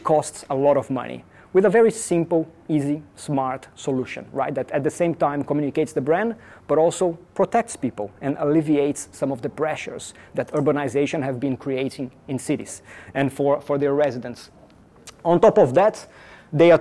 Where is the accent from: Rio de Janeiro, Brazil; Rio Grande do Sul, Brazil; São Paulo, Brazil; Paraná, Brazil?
São Paulo, Brazil; moved away; I am originally from Brazil, from São Paulo